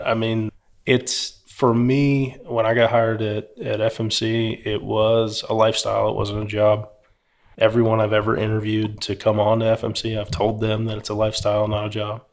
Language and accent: English; Philadelphia, Pennsylvania, United States; now in Houston, United States